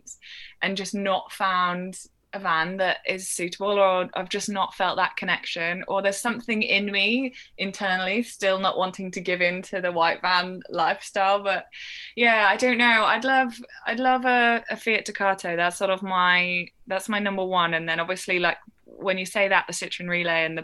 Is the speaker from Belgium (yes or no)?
no; Shropshire, West Midlands, United Kingdom; I grew up in Shropshire, but right on the Welsh border